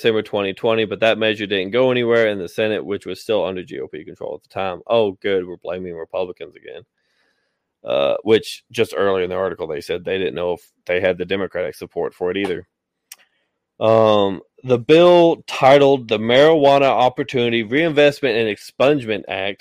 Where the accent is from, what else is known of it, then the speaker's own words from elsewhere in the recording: Tennessee, United States; My home state of Tennessee